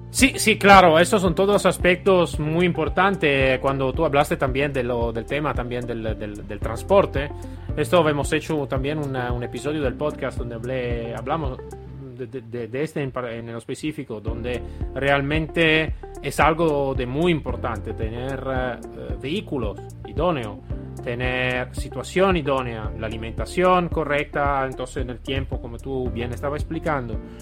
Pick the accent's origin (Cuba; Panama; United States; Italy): Italy